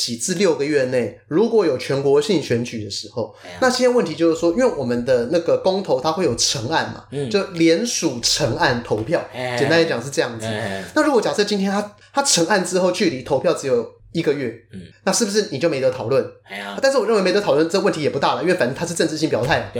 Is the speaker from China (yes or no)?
no; Taiwan; 我们台湾人身体很脆弱